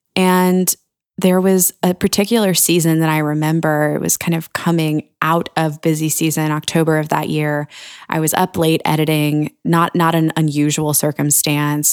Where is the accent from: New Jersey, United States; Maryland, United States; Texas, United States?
Maryland, United States; Annapolis; my hometown of Annapolis